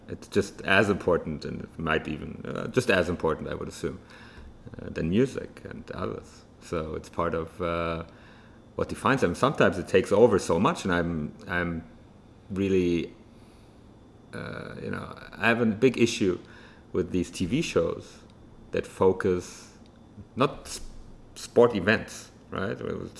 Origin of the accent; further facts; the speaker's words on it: Germany; especially growing up in Germany, actually